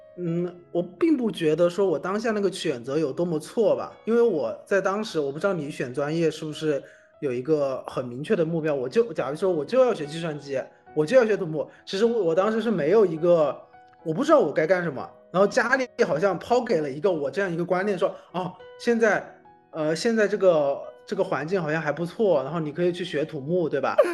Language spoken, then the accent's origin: Chinese; Hubei, China; moved away; 我当时回老家准备考研，就是冬天的嗯。时候嘛，然后我们老家那边其实是有个地方有一个大的一个人行天桥的